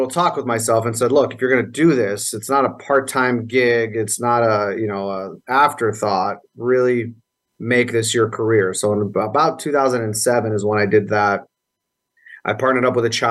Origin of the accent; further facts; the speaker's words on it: Las Vegas, Nevada, United States; I was born here in Las Vegas